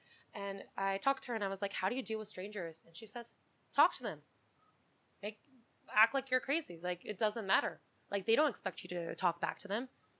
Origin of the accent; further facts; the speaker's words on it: New York City, New York, United States; I grew up in New York City. I lived in the city.